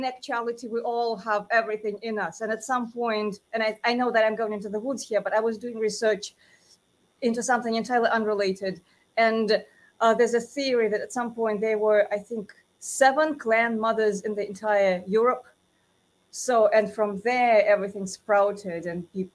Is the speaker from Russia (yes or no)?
yes; Moscow, Russia; now in United States; I was born in Moscow.